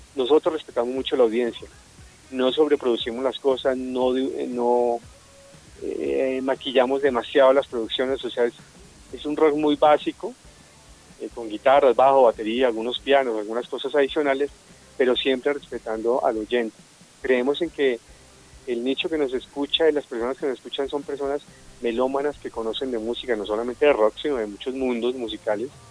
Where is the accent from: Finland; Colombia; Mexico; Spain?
Colombia; Bogotá, Bogotá Capital District; somos enteramente bogotanos